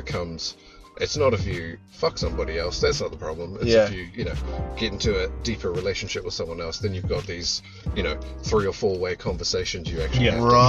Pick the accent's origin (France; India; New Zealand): New Zealand; Taumarunui, Manawatū-Whanganui; now in Palmerston North, New Zealand; I grew up in Taumarunui, and the fucking dead poor middle of the fucking island.